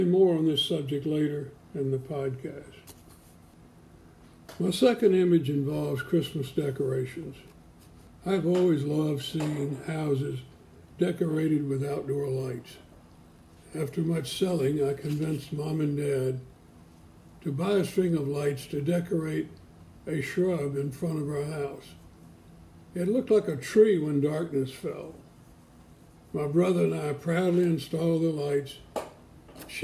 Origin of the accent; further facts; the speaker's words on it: Springhill, Louisiana, United States; now in Memphis, United States; our little 50-member Presbyterian church in my hometown of Spring Hill, Louisiana